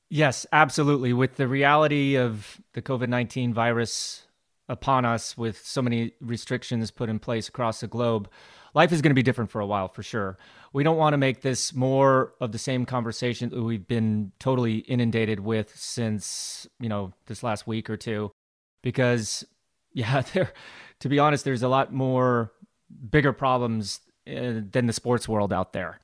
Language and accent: English; Glenwood Springs, Colorado, United States; growing up in Glenwood Springs, Colorado, my father and his wife were race event promoters themselves